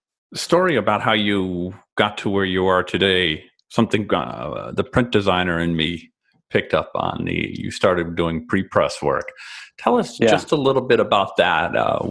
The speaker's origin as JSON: {"language": "English", "area": "suburban Chicago", "region": "Illinois", "country": "United States", "said": "Yeah, I'm from suburban Chicago"}